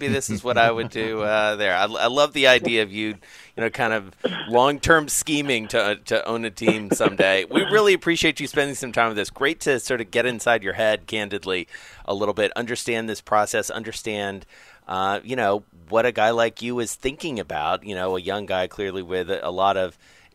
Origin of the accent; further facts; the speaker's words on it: Atlanta, Georgia, United States; I'm from Atlanta